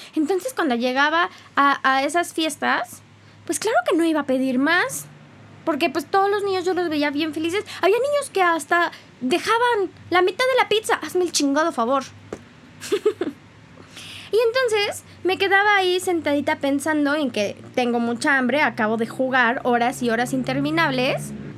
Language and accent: Spanish; Mexico; soy más mexicana que el nopal